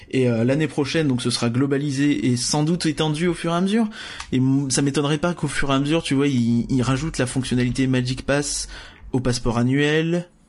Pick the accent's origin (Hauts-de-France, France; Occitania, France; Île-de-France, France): Hauts-de-France, France; on vient du Nord